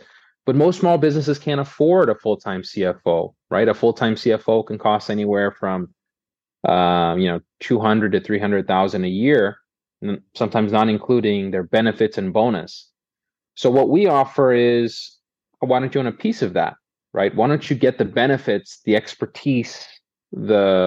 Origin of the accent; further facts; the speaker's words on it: Boston, Massachusetts, United States; I grew up in Boston. I'm a Bostonian by birth